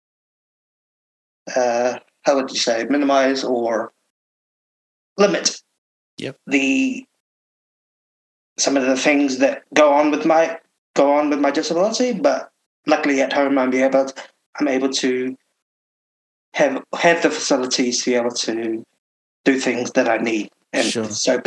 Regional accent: Auckland, New Zealand; I am in Auckland, born and raised in Auckland

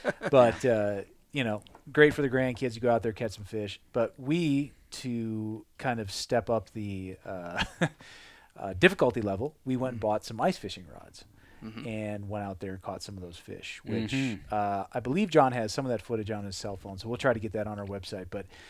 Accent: Midwest, United States; I'd have to say that growing up in the Midwest, I've done obviously much more fishing for walleye and pike and bass than I have for salmon and steelhead and trout.

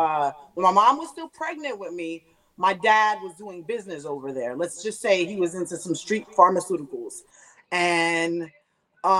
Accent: New York City, New York, United States; moved away as an adult; also born or lived in St. Catherine, Jamaica / Staten Island, New York; now in Philadelphia, United States; So from 4 to 9, I was in Staten Island. When I was 10 years old, that's when I moved to Queens. So from 10 and on, I was in Queens.

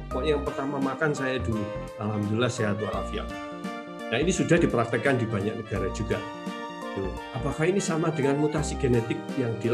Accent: Yogyakarta, Special Region of Yogyakarta, Indonesia; karena saya orang Jogja

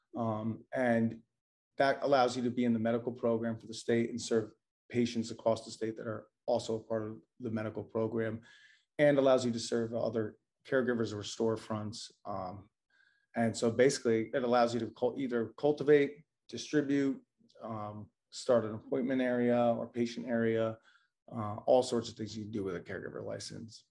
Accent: New Jersey, United States; now in Maine, United States; I'm originally from New Jersey

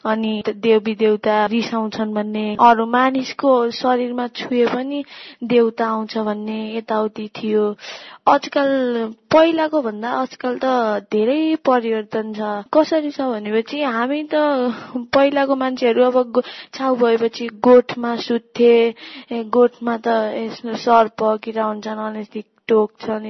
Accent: Sudurpashchim Province, Nepal; मेरो घर चाहिँ बाजुरा हो

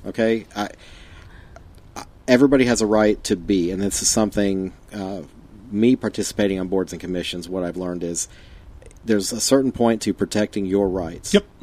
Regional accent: Fayetteville, North Carolina, United States; I say I'm from Fayetteville.

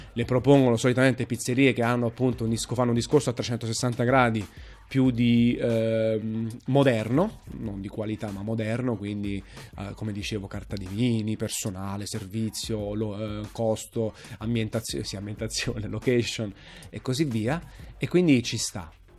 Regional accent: Naples, Campania, Italy; sono napoletano. Eh, sono tifosissimo nel Napoli, innamorato della mia città

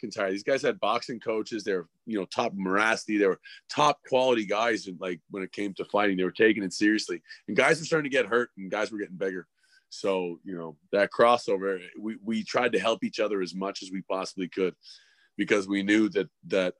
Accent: Calgary, Alberta, Canada; also born or lived in Toronto; I was born in Toronto, but I was raised in Calgary.

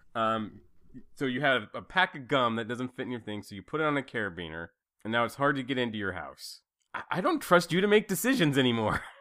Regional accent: Fairfield, Idaho, United States; moved away; also born or lived in Sydney / Salt Lake City / Seattle; I say I'm from Idaho and I make it sound like I'm from some little podunk town 'cause that's what it feels like now that I've lived in Sydney, Salt Lake, and Seattle. Yeah, so I, it feels like my hometown is Fairfield.

